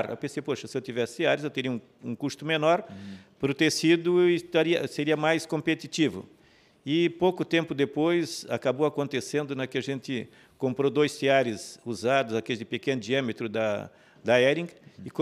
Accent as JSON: {"language": "Portuguese", "town": "Major Gercino", "region": "Santa Catarina", "country": "Brazil", "tie": "born or raised there", "also_born_or_lived": "Rio do Sul", "moved": "as an adult", "lives_now": "Blumenau, Brazil", "said": "Nasci do Barra Mato? Negra. é, é, município Major Gersino. Naquele tempo pertencia a Tijucas."}